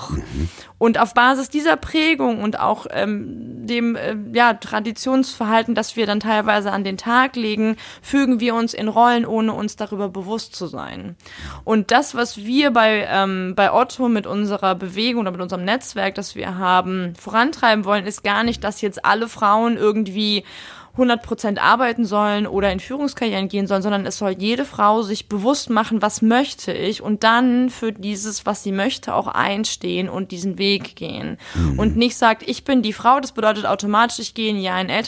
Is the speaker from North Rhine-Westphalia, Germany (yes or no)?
no; Munich, Bavaria, Germany; ich bin ja äh, gebürtige Münchnerin und dadurch natürlich auch mit der Nähe zu den Bergen aufgewachsen.